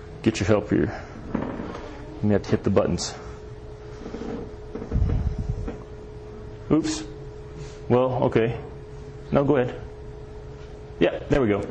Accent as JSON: {"language": "English", "region": "Kentucky", "country": "United States", "tie": "born or raised there", "said": "I'm from Kentucky"}